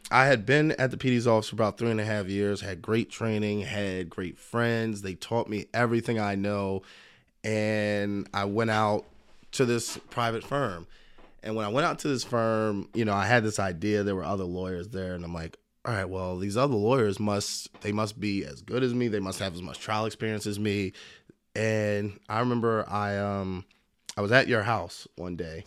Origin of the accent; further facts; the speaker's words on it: Philadelphia, Pennsylvania, United States; I was born in Philadelphia, single mom, but a great family.